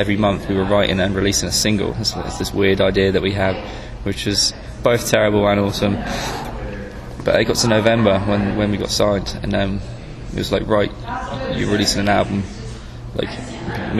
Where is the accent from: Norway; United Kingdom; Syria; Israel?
United Kingdom; south coast of England; From the south coast of England, sort of scattered about